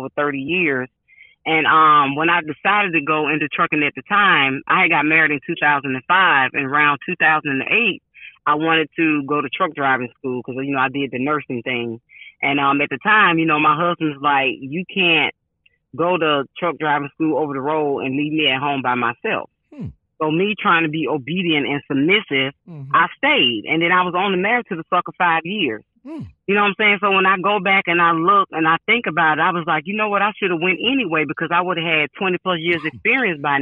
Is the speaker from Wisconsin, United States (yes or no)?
no; Atlanta, Georgia, United States; I was born and raised in Atlanta, Georgia